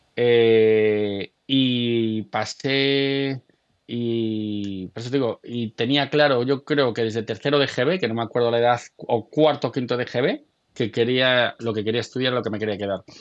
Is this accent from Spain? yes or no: yes; Galicia, Spain; yo soy gallego